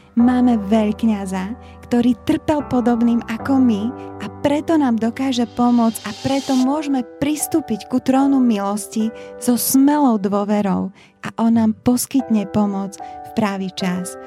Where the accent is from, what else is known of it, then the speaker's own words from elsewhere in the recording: Bratislava, Bratislava Region, Slovakia; moved away as an adult; also born or lived in Liptov; Ja som sa presťahovala z Bratislavy na Liptov